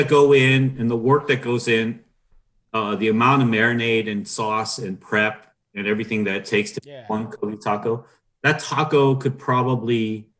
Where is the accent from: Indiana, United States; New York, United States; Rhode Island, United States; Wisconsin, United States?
Wisconsin, United States; Milwaukee; Yeah, I'm from Milwaukee, trying to do all these things.